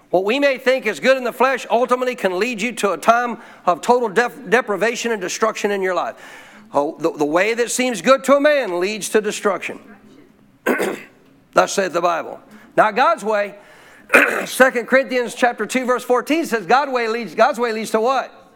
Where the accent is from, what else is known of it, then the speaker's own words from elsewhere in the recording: Montana, United States; my life as a kid growing up in Montana